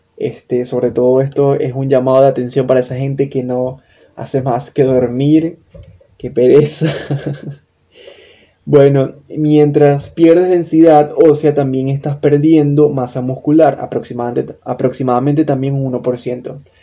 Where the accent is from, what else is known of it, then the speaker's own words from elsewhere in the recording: Venezuela; copywriter, venezolano